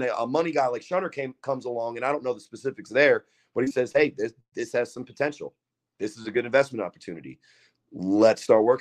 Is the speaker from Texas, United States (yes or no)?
no; Sayreville, New Jersey, United States; I'm from Sayreville